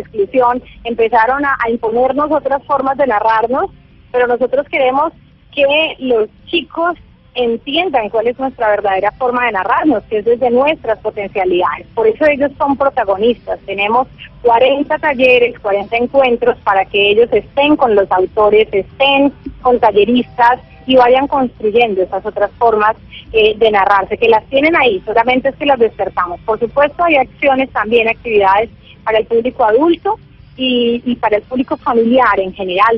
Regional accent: Bellavista, Chocó, Colombia; los habitantes de Vallasolano, que además pues es, es mi pueblo

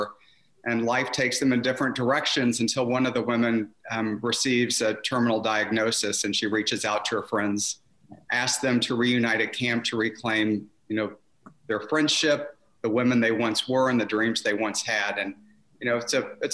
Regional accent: the Ozarks, United States; being a gay boy growing up in the Ozarks in the 70s

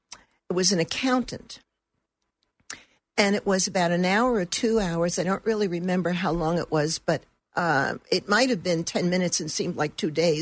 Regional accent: Brooklyn, New York, United States; also born or lived in Turkey; I grew up in Brooklyn. When I married, my husband was an Air Force officer. So we left and traveled.

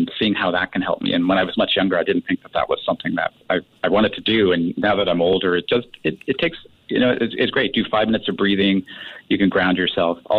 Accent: Canada; now in Singapore; I'm from Canada

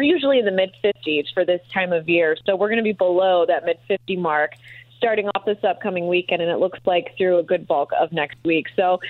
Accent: Green Bay, Wisconsin, United States; now in Indianapolis, United States; You know, I've been here for about 5 years or so, and I came from the Green Bay area, so I've enjoyed snow

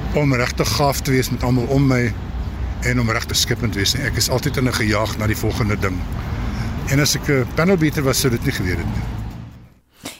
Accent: Kroonstad, Free State, South Africa; moved away; Ek kon nie teruggaan na my geboortedorp toe vir jare nie

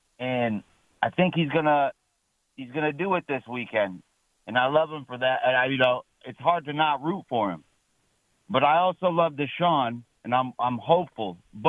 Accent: Cleveland, Ohio, United States; now in Portland, United States; I'm from Cleveland.

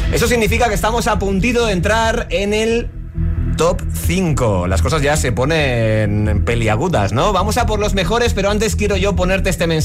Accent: Barcelona, Catalonia, Spain; de Barcelona.

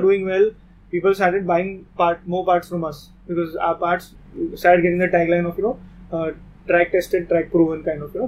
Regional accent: Mumbai, Maharashtra, India; we are from Bombay

